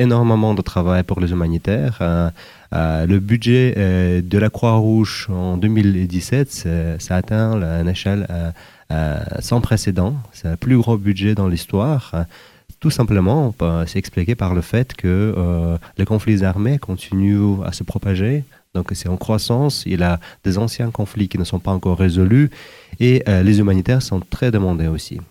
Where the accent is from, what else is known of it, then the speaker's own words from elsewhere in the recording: Uzbekistan; moved away as an adult; also born or lived in Sudan / Zimbabwe / Democratic Republic of the Congo / Algeria; originaire d'Ouzbékistan